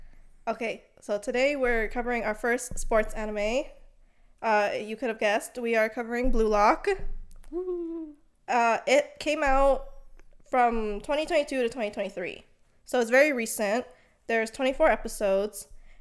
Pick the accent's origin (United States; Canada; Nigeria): Canada; We are from Canada.